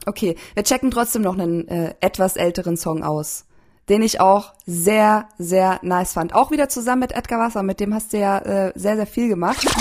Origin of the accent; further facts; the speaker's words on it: Landshut, Bavaria, Germany; moved away as an adult; also born or lived in Berlin; now in Leipzig, Germany; Ich bin aus, ich bin in Landshut aufgewachsen